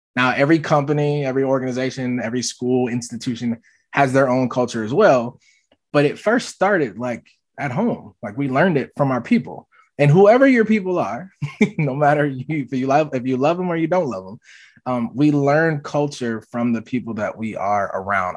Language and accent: English; the North / Midwest, United States; also born or lived in Jackson, Mississippi; now in Minneapolis, United States; I live in Minneapolis, Minnesota. My parents are from the South, and so while I was born in the South but raised in the North